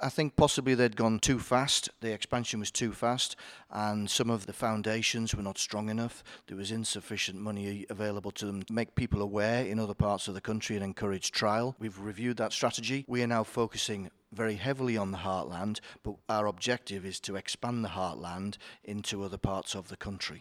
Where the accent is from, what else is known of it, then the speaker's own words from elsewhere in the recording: Yorkshire and the Humber, United Kingdom; I am from Yorkshire, so I obviously know all the greatness of Yorkshire.